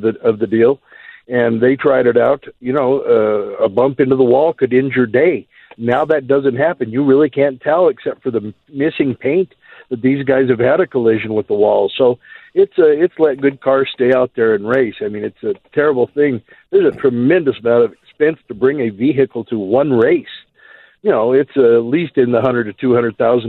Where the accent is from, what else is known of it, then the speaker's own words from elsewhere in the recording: Pueblo, Colorado, United States; also born or lived in Cripple Creek / Las Vegas; I'm from Pueblo.